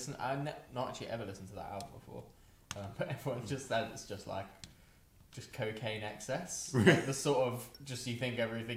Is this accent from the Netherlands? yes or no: no; England, United Kingdom; now in London, United Kingdom; we're English